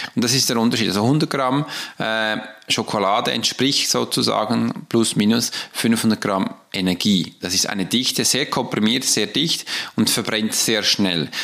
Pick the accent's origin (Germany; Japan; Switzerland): Switzerland; Weil ich hab's ja gelernt als Schweizer, dass wir am Morgen Brot essen.